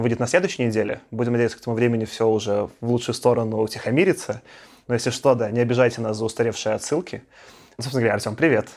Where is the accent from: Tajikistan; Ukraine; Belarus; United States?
Belarus; moved away; also born or lived in Moscow, Russia; будучи там белорусом в России, я чувствовал себя всегда немножко странно. Я там давно жил в Москве, сколько там лет 14